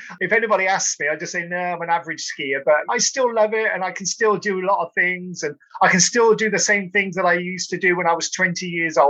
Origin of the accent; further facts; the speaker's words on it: Cotswolds, South West England, United Kingdom; I'm from Cotswolds, so we're a bit hilly. We do get a bit of snow occasionally